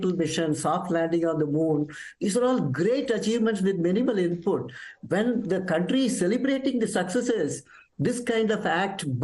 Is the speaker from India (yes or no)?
yes; Tamil Nadu, India; I hail incidentally from Tamil Nadu